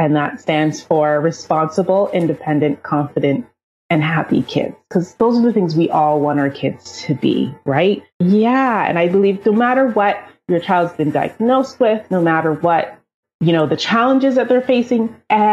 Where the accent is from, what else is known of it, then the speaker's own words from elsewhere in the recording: Toronto, Ontario, Canada; I'm from Toronto, Canada